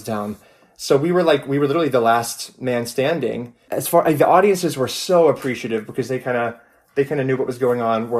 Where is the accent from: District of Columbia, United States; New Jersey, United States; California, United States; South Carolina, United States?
South Carolina, United States; Myrtle Beach; I am calling from Myrtle Beach, South Carolina, which is where I'm originally from